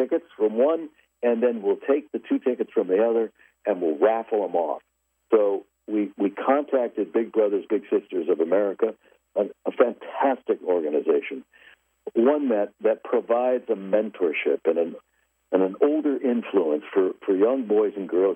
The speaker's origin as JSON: {"language": "English", "town": "Los Angeles", "region": "California", "country": "United States", "tie": "born or raised there", "said": "I was born and raised in Los Angeles"}